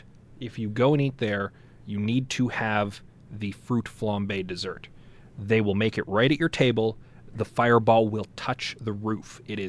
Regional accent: St. Albert, Alberta, Canada; now in Edmonton, Canada; I grew up in St. Albert, and they have a giant farmer's market there

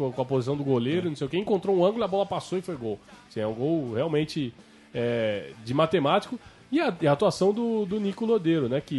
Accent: Brazil; mas se a gente não pode ir, nós somos brasileiros

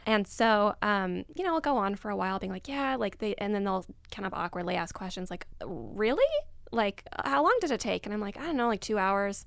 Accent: Abu Dhabi, United Arab Emirates; moved away; also born or lived in Egypt; I grew up in Abu Dhabi, so in the Middle East, and I'm Egyptian, but I don't spend any time there anymore

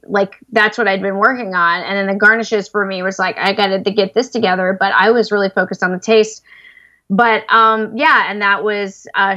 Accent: the South, United States; I'm a party girl and I'm from the South, even though I don't sound like it

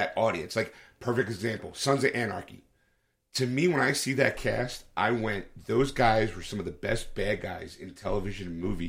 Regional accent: United States; being American

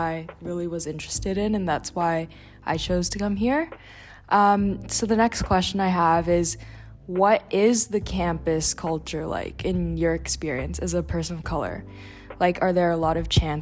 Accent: Vancouver, British Columbia, Canada; I'm from Vancouver, BC

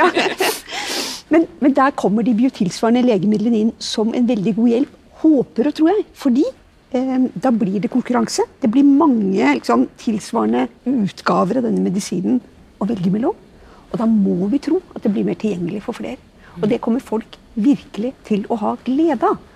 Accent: Norway; oss norske som er her

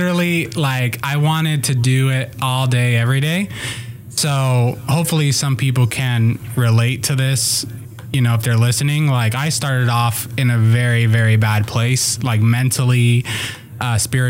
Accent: Las Vegas, Nevada, United States; moved away; also born or lived in Puerto Rico / California; I was born in Puerto Rico, and I moved to Las Vegas when I was like 5 years old. I grew up with a single mom

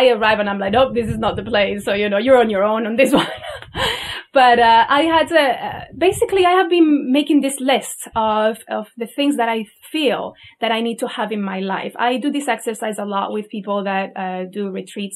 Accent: Spain; moved away as an adult; I'm also from Spain

